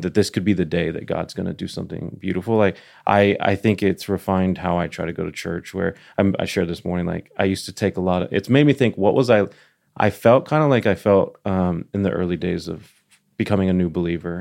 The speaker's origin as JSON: {"language": "English", "town": "Dallas", "region": "Texas", "country": "United States", "moved": "yes", "lives_now": "Nashville, United States", "said": "I'm from Dallas"}